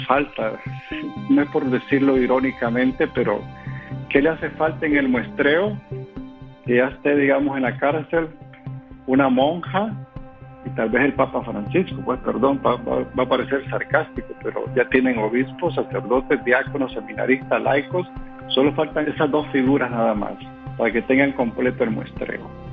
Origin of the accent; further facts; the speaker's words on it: Nicaragua; decimos en mi país